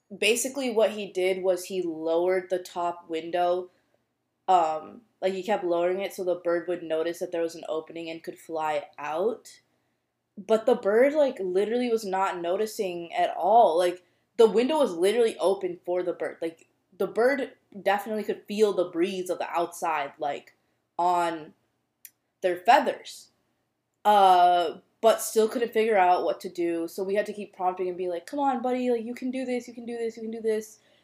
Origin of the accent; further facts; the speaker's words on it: United States; a brown Indian girl growing up in the U.S.